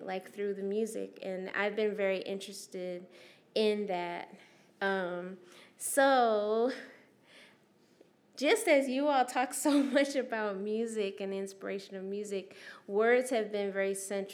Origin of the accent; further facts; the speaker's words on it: Anaheim, California, United States; also born or lived in Syracuse, New York; as a youth living in Anaheim. We moved from Syracuse, New York, from an all-black school to an all-white school.